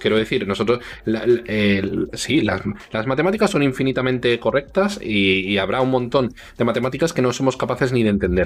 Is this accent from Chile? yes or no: no; Spain; somos españoles, y en España mayoritariamente somos, somos todos cristianos